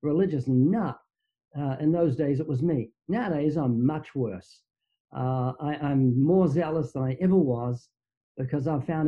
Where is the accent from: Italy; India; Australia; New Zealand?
New Zealand; moved away as an adult; now in Southern California, United States; you might notice I have a slight accent. That's because I'm from New Zealand, down under. I've been living in Southern California for, I think, 31 years, but I was born twice in New Zealand